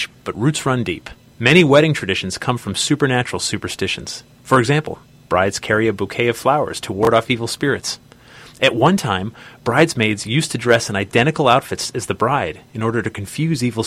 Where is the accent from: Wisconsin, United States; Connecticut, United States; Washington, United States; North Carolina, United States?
Connecticut, United States; Newtown; I grew up in Newtown, Connecticut, just two towns away